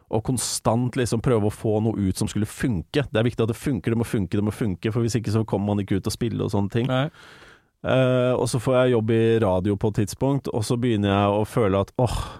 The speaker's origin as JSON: {"language": "Norwegian", "town": "Larvik", "region": "Vestfold", "country": "Norway", "tie": "born or raised there", "moved": "yes", "said": "back in the day hjemme i Larvik"}